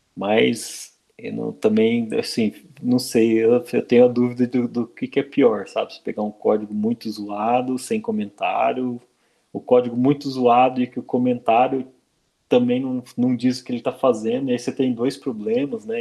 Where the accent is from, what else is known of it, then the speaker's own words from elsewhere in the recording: Brazil; first language Portuguese; aqui no Brasil, né, escrevendo código em inglês, né? dando nome para as coisas em inglês e não em português, que é a nossa língua nativa